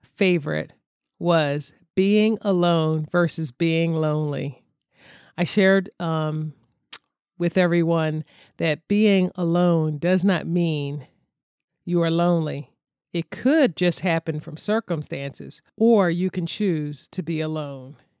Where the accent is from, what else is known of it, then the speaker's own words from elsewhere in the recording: Philadelphia, Pennsylvania, United States; I'm originally from Philadelphia.